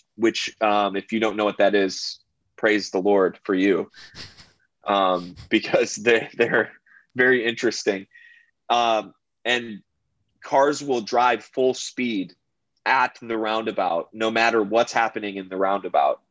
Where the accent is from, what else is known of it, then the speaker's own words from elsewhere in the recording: United States; as an American